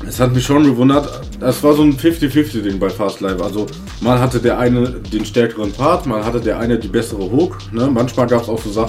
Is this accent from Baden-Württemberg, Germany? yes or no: no; Hagen, North Rhine-Westphalia, Germany; also born or lived in Sauerland; Also ich komme ja gebürtig aus Hagen. Bin dann irgendwann hier ins Sauerland gezogen, so mit 14. Und dann war ich ein Jahr wieder zurück in Hagen.